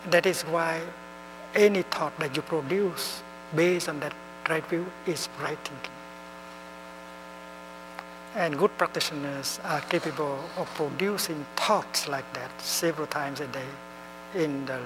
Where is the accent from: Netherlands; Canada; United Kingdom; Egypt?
Netherlands; English is a second language; Uh, I'm from the Netherlands, but uh, speaking in Thay way, I have come from nowhere.